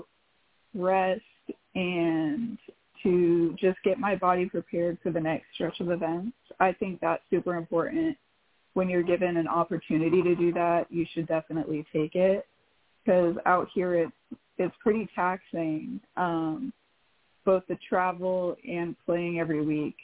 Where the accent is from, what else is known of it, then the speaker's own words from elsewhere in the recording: Kennewick, Washington, United States; I am from Kennewick, Washington